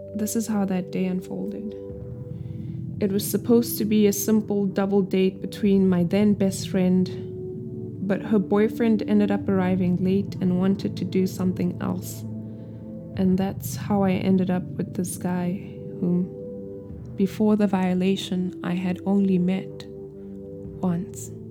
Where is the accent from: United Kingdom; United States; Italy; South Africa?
South Africa; moved away as an adult; I have spent the first two decades of my life in the country. I am still South African